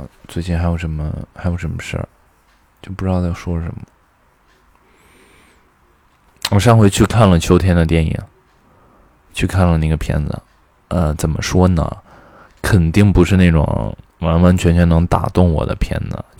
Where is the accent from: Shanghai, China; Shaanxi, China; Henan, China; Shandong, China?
Shaanxi, China; Xi'an; accent: Xi'an; 虽然我的西安的朋友都说我的普通话很标准，但我每次一回来待久了，我还是会觉得我有的时候说话有那个西安味儿